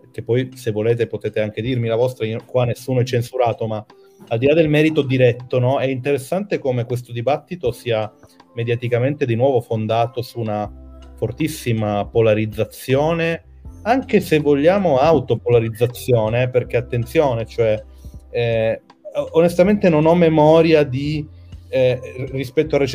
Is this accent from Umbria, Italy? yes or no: no; Trentino-Alto Adige, Italy; parla di argomenti come le isole, e io sono trentino, che me ne frega